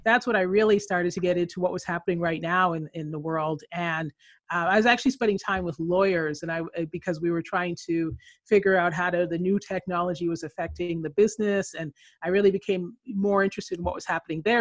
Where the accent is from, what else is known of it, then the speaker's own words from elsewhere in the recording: Canada; moved away as an adult; also born or lived in Philippines / Colombia / Chile; now in California, United States; I grew up in Canada.